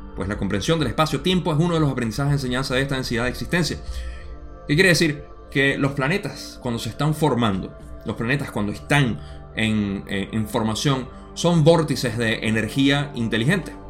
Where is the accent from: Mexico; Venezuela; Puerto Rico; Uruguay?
Venezuela; en mi país usamos la palabra millardo eh, para aquellos venezolanos que están